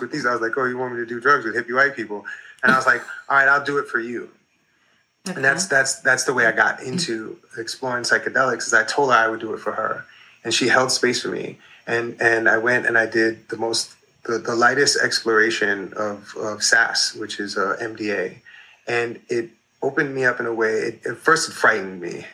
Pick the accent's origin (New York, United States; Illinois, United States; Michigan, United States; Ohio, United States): New York, United States; I grew up in New York in the 80s